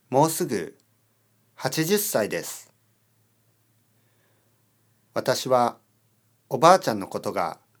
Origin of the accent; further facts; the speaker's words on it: Hokkaido, Japan; moved away as an adult; now in Kyoto, Japan; 私は京都に住んでいます。出身は北海道です。家族はみんな北海道に住んでいます。